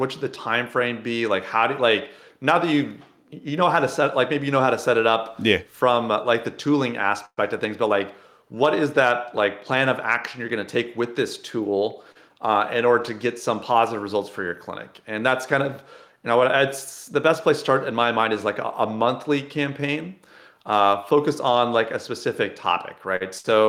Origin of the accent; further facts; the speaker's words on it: Illinois, United States; I grew up near Sydney, Illinois, right?